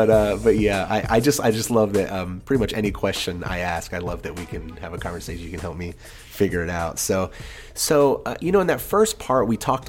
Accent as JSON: {"language": "English", "region": "England", "country": "United Kingdom", "tie": "born or raised there", "said": "I grew up in England. So my dad, I'm a military brat."}